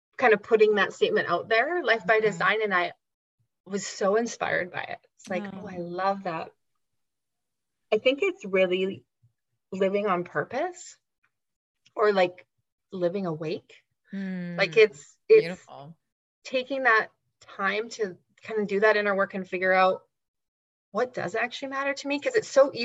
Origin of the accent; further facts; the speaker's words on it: Canada; growing up in Canada in the 20th century